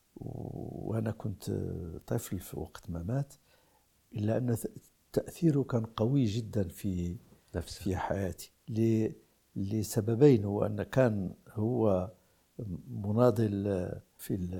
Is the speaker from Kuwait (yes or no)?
no; Morocco; في لغتنا العربية وفي بلدنا المغرب